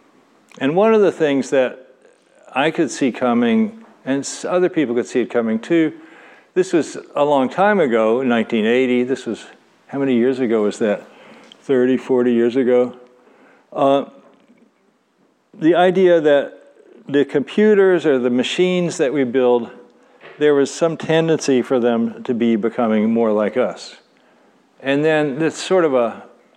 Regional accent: Louisville, Kentucky, United States; moved away as an adult; I grew up in Louisville, Kentucky

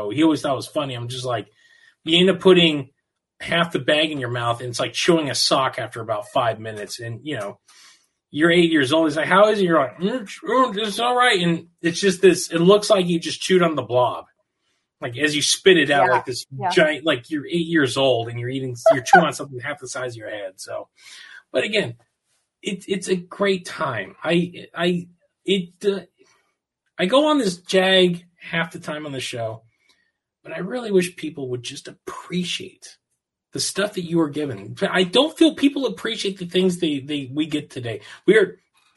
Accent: Southern California, United States; born or raised there

